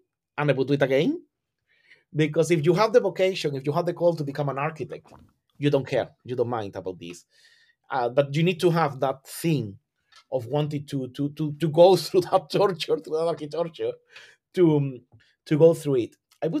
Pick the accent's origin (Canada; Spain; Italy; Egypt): Spain; southern Spain; English is a second language; I am from Southern Spain, and you have that always around you. You are surrounded by heritage. You're surrounded by historic architecture.